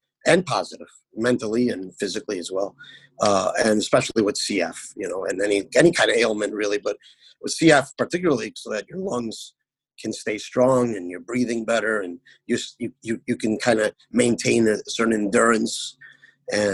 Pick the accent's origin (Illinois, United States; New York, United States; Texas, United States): Illinois, United States; Chicago; I was born and raised in Chicago